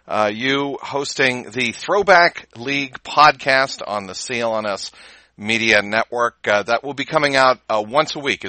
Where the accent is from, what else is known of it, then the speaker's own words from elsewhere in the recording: Cincinnati, Ohio, United States; Growing up in Cincinnati